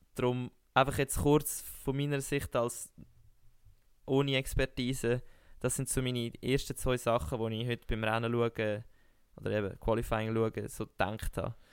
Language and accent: German; Switzerland; als Schweizer Sportler